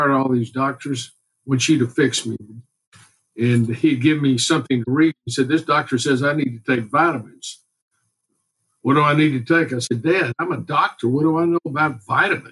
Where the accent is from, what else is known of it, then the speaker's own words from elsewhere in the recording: Houston, Texas, United States; I grew up here in Houston, went to the University of Texas, and then came back to Houston